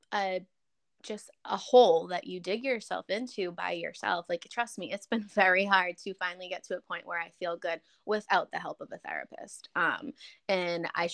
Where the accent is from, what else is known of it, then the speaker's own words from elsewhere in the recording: Canada; I'm Canadian